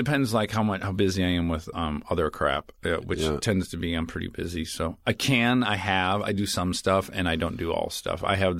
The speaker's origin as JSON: {"language": "English", "town": "Detroit", "region": "Michigan", "country": "United States", "moved": "yes", "said": "I'm from Detroit."}